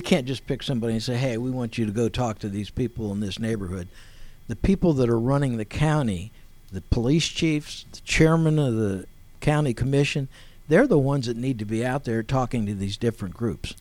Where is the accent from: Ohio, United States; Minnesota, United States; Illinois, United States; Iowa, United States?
Ohio, United States; Akron; I was born in Akron, Ohio, in 1946.